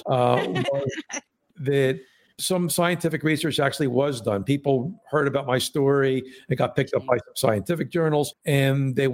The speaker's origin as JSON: {"language": "English", "town": "Philadelphia", "region": "Pennsylvania", "country": "United States", "tie": "born or raised there", "said": "I'm from Philadelphia"}